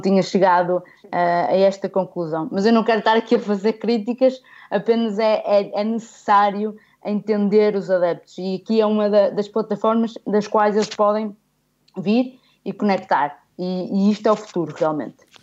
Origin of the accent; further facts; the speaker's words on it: Guimarães, Norte, Portugal; eu nasci em Guimarães, mas realmente eu venho de uma aldeia, ah, que é Vilarim, que fica a um quilómetro de Moreira de Cónegos